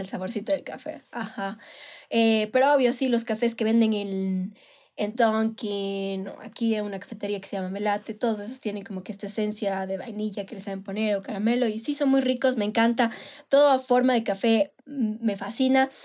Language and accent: Spanish; Manabí, Ecuador; moved away; soy de Manabí y obviamente iba, qué, sé yo, cada cierto tiempo a visitar a mi familia allá